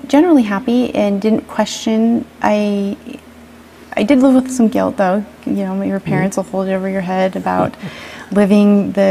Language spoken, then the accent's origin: English; Idaho, United States; born or raised there